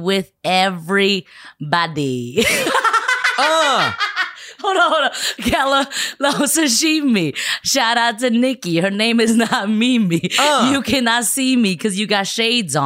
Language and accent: English; San Gabriel Valley, California, United States; also born or lived in Shanghai, China; I grew up in the San Gabriel Valley, 626